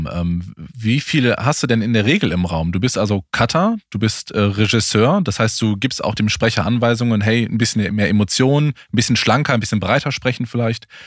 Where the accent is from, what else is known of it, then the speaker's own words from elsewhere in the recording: Allgäu, Baden-Württemberg, Germany; accent: slight southern German dialect; moved away; Ich bin äh, gebürtig aus dem Allgäu.